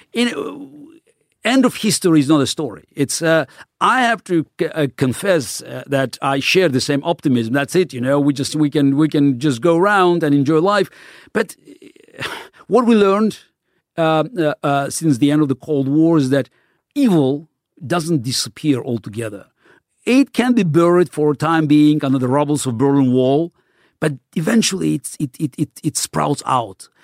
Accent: Baku, Azerbaijan; first language Russian; English is a second language; moved away; I grew up in the Soviet Union in the city of Baku, which was a, very multi-ethnic city.

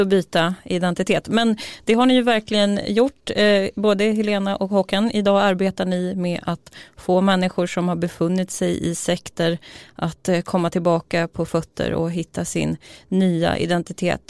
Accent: a village outside Uppsala, Uppsala County, Sweden; har jag vuxit upp i en by utanför Uppsala

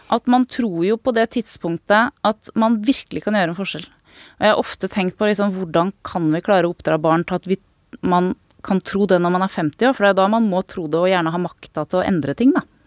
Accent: Norway; jeg kommer jo fra Norge

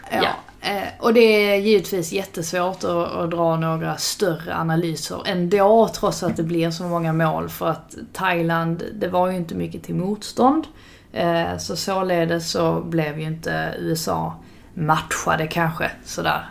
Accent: Sweden

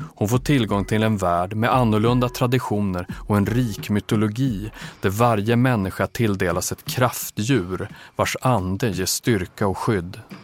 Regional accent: Umeå, Västerbotten County, Sweden; jag växte upp i Umeå

